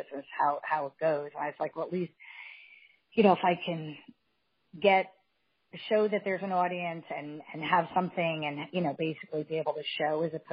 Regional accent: Scarsdale, Westchester, New York, United States; moved away; also born or lived in Los Angeles; I grew up in Barzale in Westchester

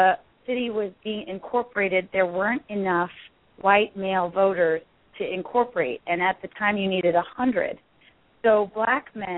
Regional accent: Miami, Florida, United States; I was born in Miami, and so was my father, which is unusual.

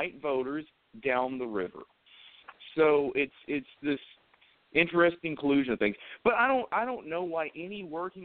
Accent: Huntsville, Alabama, United States; I'm obviously a resident of North Alabama. I'm from Huntsville

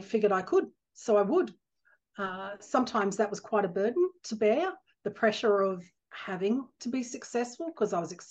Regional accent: Brisbane, Queensland, Australia; I'm an Aussie girl, born and bred in Brisbane, Australia.

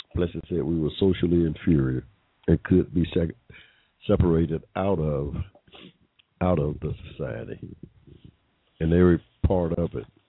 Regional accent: Georgia, United States; I was born here in Georgia in 1945

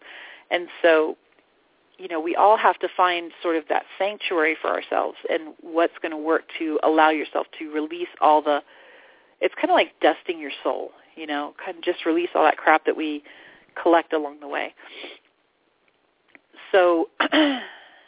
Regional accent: Florida, United States; moved away as an adult; now in Sedona, United States; I grew up in Florida

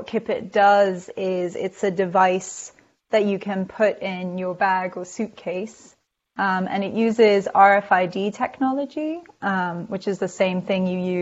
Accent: London, United Kingdom; now in New York City, United States; I'm from London originally, but I've been in America, mostly New York City, for a very long time now, like 15

